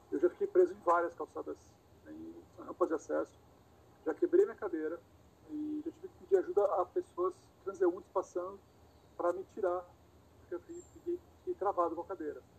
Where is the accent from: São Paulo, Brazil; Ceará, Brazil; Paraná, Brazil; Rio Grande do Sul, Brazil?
São Paulo, Brazil; Santos; also born or lived in Rio de Janeiro / Bahia; Eu nasci em Santos, é, meu pai era, era técnico de instrumentação e ele para onde ele viajava, a gente viajava. Então morei pouquinho tempo no Rio, morei um tempo no interior de São Paulo, morei um bom tempo na Bahia, voltei para Santos